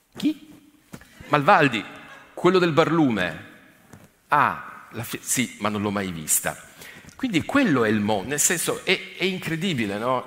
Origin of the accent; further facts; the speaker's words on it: Turin, Piedmont, Italy; also born or lived in Asti; now in Monferrato, Italy; sono di Torino